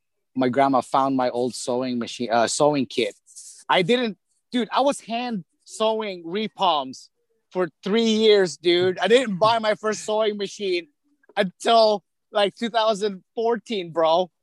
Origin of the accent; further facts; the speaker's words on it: Midwest, United States; accent: Midwest; And then my Midwest accent came back, you know, like, my childhood Midwest accent came back.